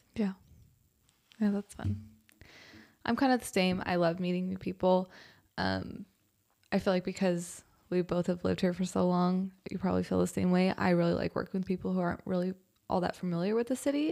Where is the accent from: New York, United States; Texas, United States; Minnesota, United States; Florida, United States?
Texas, United States; Spicewood; also born or lived in Westlake, Austin / Manchaca, Texas / Austin, Texas; I was born off of Cuernavaca, like West Lake area, um, then moved to Spicewood, and I grew up in Spicewood